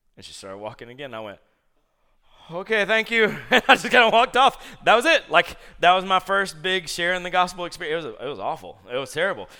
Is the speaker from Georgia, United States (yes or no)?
yes; Columbus, Georgia, United States; I grew up in Columbus, Georgia